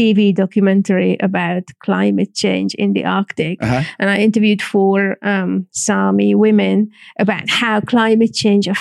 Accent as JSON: {"language": "English", "region": "Northern Hungary", "country": "Hungary", "tie": "born or raised there", "second_language": "English", "moved": "as an adult", "lives_now": "London, United Kingdom", "said": "I was growing up in communist Hungary"}